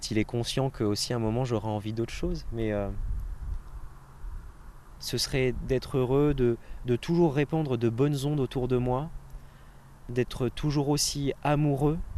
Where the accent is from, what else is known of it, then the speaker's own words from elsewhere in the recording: Normandy, France; comme on dit en Normandie, parce que je suis normand